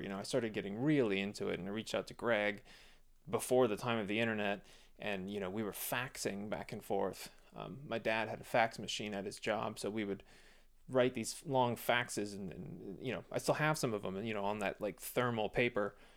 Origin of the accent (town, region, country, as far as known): Phoenix, Arizona, United States; born or raised there